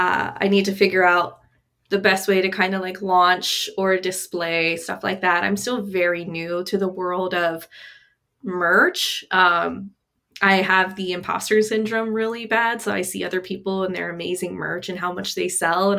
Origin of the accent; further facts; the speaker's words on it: Ohio, United States; I'm from Ohio